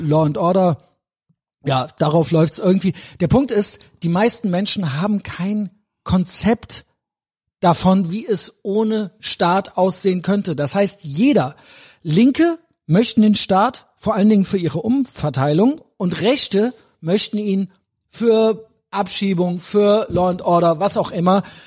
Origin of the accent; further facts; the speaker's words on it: Germany; Ich bin in Deutschland geboren.